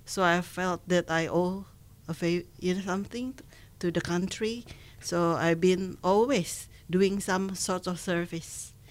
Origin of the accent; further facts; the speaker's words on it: Indonesia; now in Dunedin, New Zealand; Originally, come from Indonesia